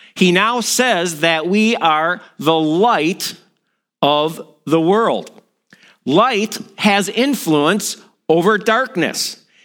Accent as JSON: {"language": "English", "area": "outside of Milwaukee", "region": "Wisconsin", "country": "United States", "tie": "born or raised there", "moved": "yes", "lives_now": "East Central Minnesota, United States", "said": "I grew up outside of Milwaukee"}